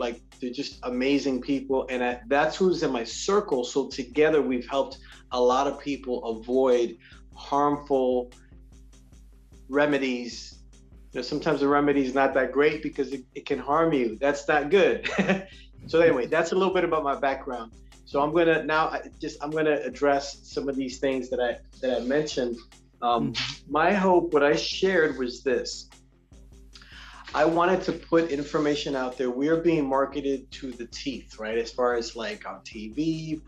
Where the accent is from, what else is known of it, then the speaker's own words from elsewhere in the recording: New York City, New York, United States; I'm originally born and raised in New York City